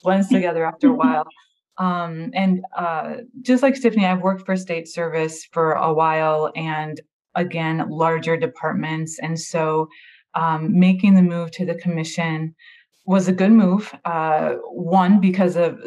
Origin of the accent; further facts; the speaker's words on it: Minnesota, United States; now in California, United States; I'm from Minnesota